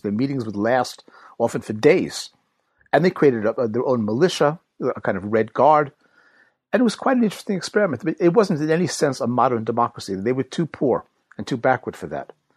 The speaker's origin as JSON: {"language": "English", "country": "United States", "tie": "born or raised there", "accent": "American", "moved": "as an adult", "lives_now": "London, United Kingdom", "said": "I live in London at the moment, but as you can tell from my accent, I'm, I'm American-born."}